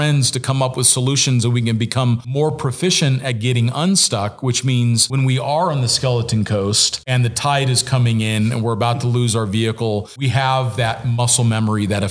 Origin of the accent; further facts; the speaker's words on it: Southern California, United States; I was growing up in Southern California